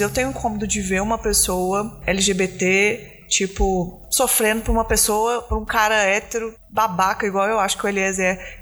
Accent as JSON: {"language": "Portuguese", "town": "Belo Horizonte", "region": "Minas Gerais", "country": "Brazil", "said": "eu também não sou de São Paulo, não, sou de Belo Horizonte"}